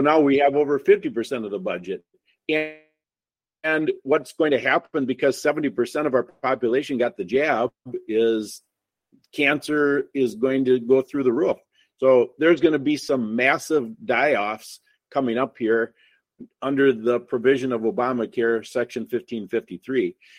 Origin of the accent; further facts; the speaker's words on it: Wisconsin, United States; we're from Wisconsin. You can tell because I'm the only one who doesn't have an accent